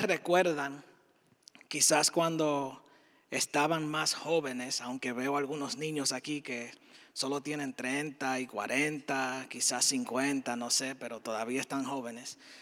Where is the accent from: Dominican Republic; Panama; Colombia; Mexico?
Dominican Republic; moved away as an adult; now in United States; diferente a lo que ejercía en la República Dominicana, de donde soy